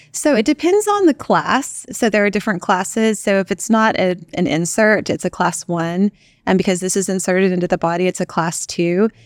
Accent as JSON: {"language": "English", "town": "Pampa", "region": "Texas", "country": "United States", "tie": "born or raised there", "also_born_or_lived": "Austin, Texas", "said": "I was born in Austin, Texas, and raised in a tiny little town called Pampa, Texas"}